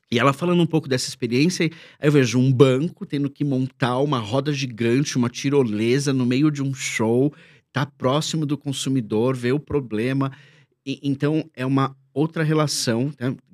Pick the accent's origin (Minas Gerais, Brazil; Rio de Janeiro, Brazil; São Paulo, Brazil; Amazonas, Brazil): Minas Gerais, Brazil; É, eu sou mineira, é um queijo, eu tô aqui.